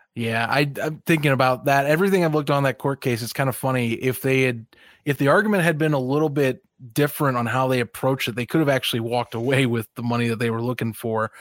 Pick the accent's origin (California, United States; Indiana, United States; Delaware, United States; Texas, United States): Indiana, United States; near Chicago; I grew up near Chicago